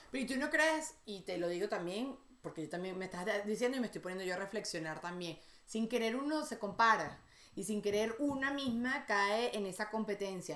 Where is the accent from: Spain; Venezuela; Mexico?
Venezuela; moved away as an adult; also born or lived in United States; tengo 10 años sin vivir fuera de, fuera de Venezuela